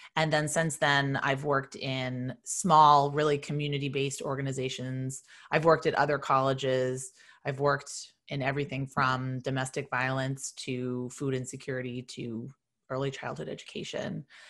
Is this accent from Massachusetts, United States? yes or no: yes; Boston, Massachusetts, United States; moved away as an adult; also born or lived in Virginia; I'm from Boston